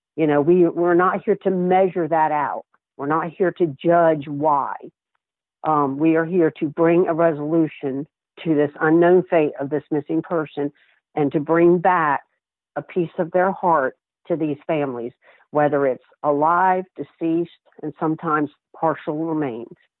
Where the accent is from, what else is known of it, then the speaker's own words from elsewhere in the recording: St. Petersburg, Florida, United States; moved away; I had been in St. Pete, my hometown